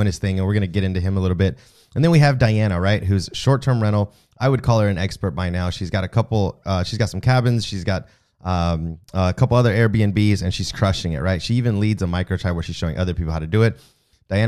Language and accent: English; the American South, United States; I'm obviously Mexican, but I'm in the South.